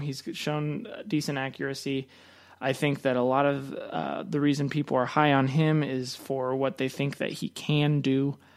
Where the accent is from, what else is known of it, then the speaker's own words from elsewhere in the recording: Nebraska, United States; I'm from Nebraska.